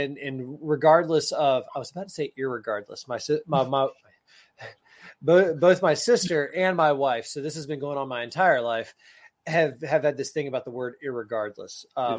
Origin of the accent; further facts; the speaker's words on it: Tallahassee, Florida, United States; I grew up in Tallahassee, Florida.